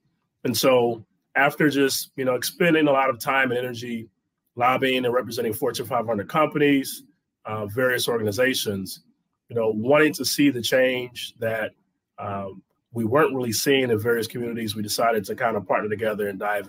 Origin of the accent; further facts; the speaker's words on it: Detroit, Michigan, United States; also born or lived in Carbondale, Illinois / Springfield, Illinois; now in Chicago, United States; born and raised in Detroit, Michigan. Went to Carbondale, Illinois, played football down there, left there and went to Springfield, Illinois